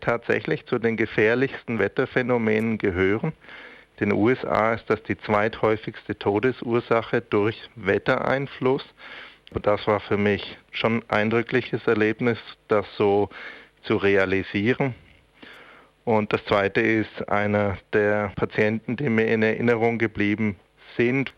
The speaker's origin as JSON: {"language": "German", "country": "Switzerland", "said": "bei uns in der Schweiz"}